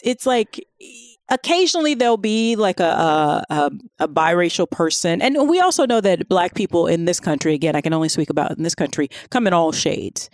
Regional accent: Florida, United States; I'm from Florida

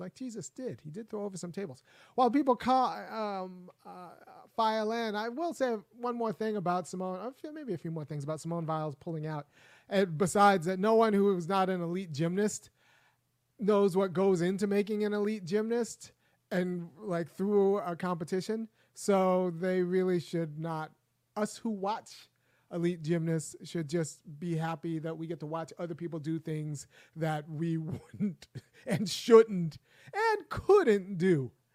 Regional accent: California, United States; also born or lived in Minnesota; I know I'm from California and I went to Berkeley.

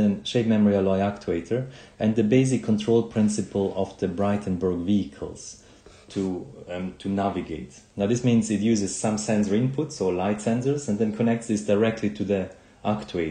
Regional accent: Switzerland; when I grew up in Switzerland, and I remember as a child when I was 7 or 8

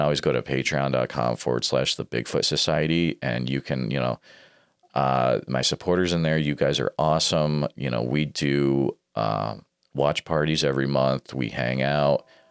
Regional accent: Louisville, Kentucky, United States; I'm from Louisville, Kentucky.

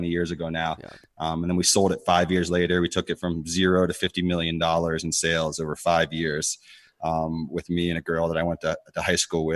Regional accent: Connecticut, United States; also born or lived in Pittsburgh; I grew up in Connecticut

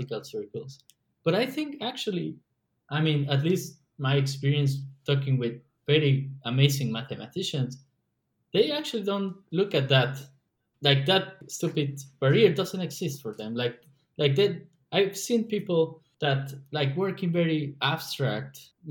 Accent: Mexico; moved away; we're from Mexico

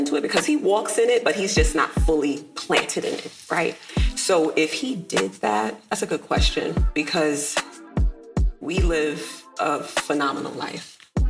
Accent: New York City, New York, United States; I'm from Brooklyn. I come from Bed-Stuy. My family's, I was raised by gangsters.

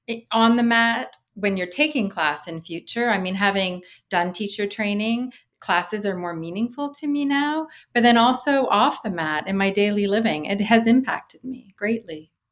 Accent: Canada; as a Canadian

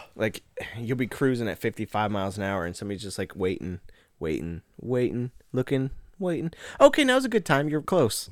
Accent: Nebraska, United States; moved away; We're from Nebraska

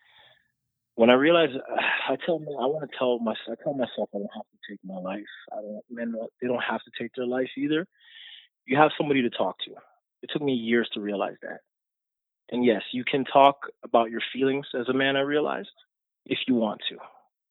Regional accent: Jamaica; I'm a Jamaican. I was born in Jamaica.

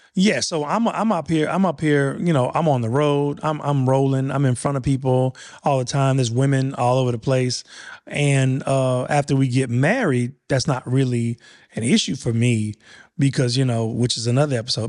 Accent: Louisiana, United States; I'm from Louisiana.

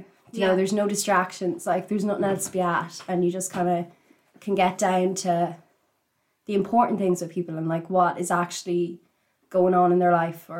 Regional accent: Cavan, Ulster, Ireland; I am 21 years old. I'm from Cavan.

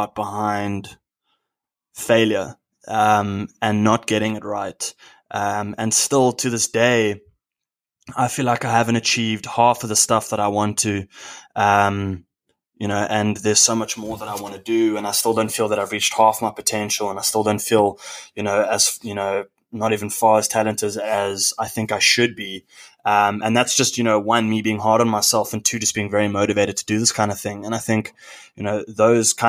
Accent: South Africa; Born and raised in South Africa, moved around the country quite a lot

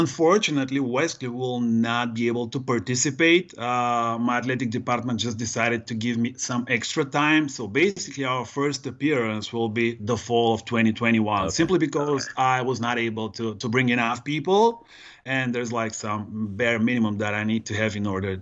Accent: Varna, Varna Province, Bulgaria; also born or lived in New York / Connecticut; now in Southern California, United States; my hometown, Varna

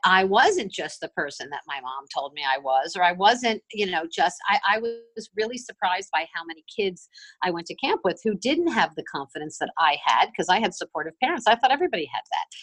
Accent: Miami, Florida, United States; I'm from Miami. I grew up in Miami

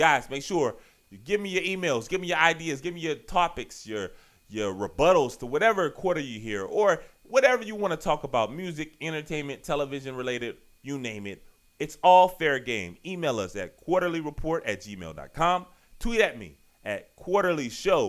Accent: Richmond, Virginia, United States; now in Washington, D.C., United States; I've been in D.C. for 16, 17 years now. I'm from Richmond

